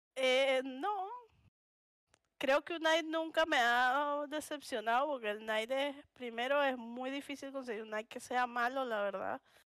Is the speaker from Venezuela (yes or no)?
yes; Caracas, Capital District, Venezuela; accent: caraqueño; moved away as an adult; also born or lived in Punto Fijo; soy de Caracas